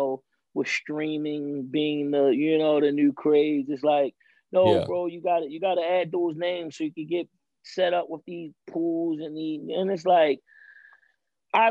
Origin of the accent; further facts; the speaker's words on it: Baltimore, Maryland, United States; I'm from Baltimore